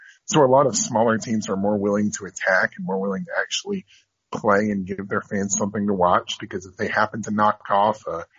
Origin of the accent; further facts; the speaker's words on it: North Carolina, United States; here in my home state of North Carolina